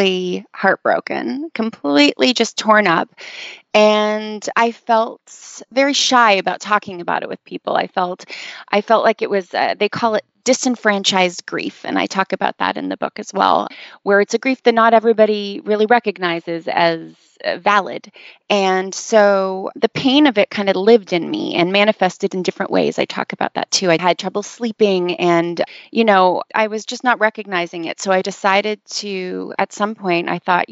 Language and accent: English; Canada; moved away as an adult; now in Los Angeles, United States; I am a Canadian who lives in Los Angeles now. I've been living here for about 10 years.